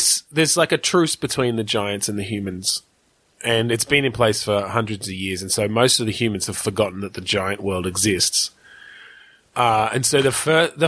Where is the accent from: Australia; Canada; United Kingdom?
Australia; I'm fucking Australian